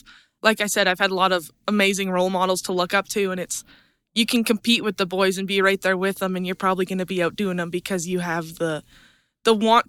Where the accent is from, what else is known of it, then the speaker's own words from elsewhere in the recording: Hays, Alberta, Canada; I'm from Hayes, Alberta. I'm a third-generation rancher. I've grown up on my family's purebred Angus operation